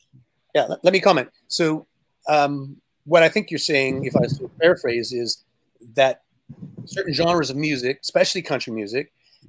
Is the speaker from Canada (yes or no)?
yes; Canada; But I come from Canada, and there's a lot of singer-songwriters like …, for example.